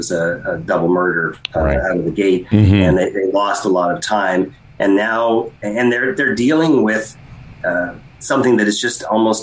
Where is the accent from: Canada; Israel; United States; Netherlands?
Canada; London, Ontario; my hometown of London